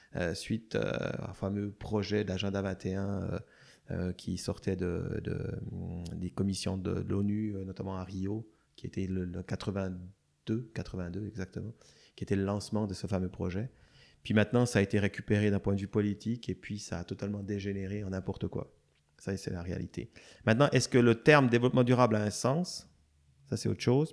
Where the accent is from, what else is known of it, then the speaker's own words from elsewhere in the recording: Switzerland; moved away; je viens de Suisse